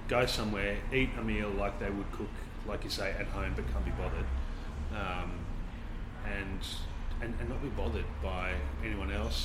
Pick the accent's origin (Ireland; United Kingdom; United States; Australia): Australia; Sydney, New South Wales; my experience from growing up in Sydney